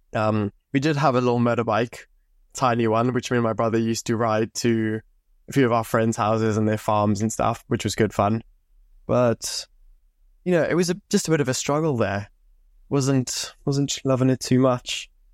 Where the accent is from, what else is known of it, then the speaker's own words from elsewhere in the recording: Zimbabwe; now in England, United Kingdom; I grew up in Zimbabwe. I moved over to England in two thousand fifteen